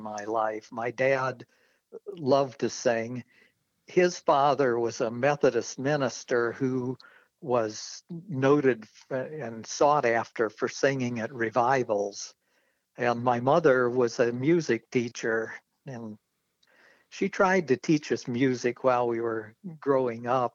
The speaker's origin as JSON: {"language": "English", "town": "Normal", "region": "Illinois", "country": "United States", "tie": "born or raised there", "moved": "yes", "said": "I grew up in central Illinois, the Twin Cities called Bloomington Normal"}